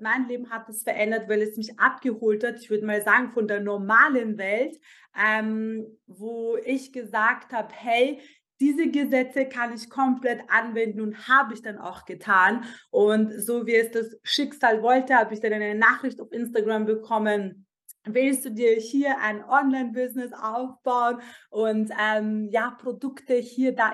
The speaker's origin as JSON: {"language": "German", "region": "Vienna", "country": "Austria", "tie": "born or raised there", "said": "Ich bin normalerweise in Wien geboren ähm, und aufgewachsen, zur Schule gegangen"}